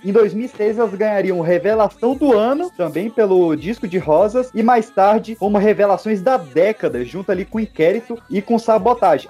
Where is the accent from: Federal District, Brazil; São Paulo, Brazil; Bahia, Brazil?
Federal District, Brazil; Recanto das Emas; nas ruas do Recanto das Emas, onde eu cresci